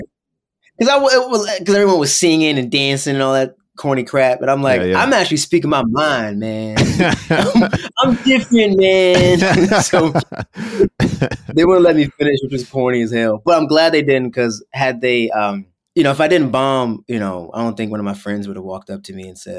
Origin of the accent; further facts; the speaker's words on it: Hyattsville, Maryland, United States; moved away as an adult; also born or lived in New York; now in Los Angeles, United States; I was in Hyattsville